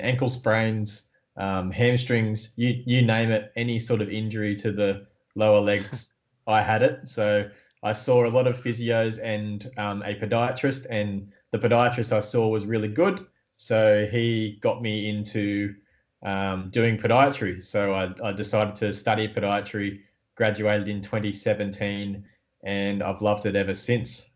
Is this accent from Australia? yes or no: yes; Newcastle, New South Wales, Australia; I'm from Newcastle in Australia